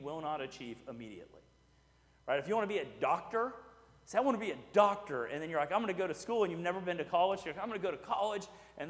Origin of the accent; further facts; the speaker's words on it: Houston, Texas, United States; I grew up in Houston, so it was my beach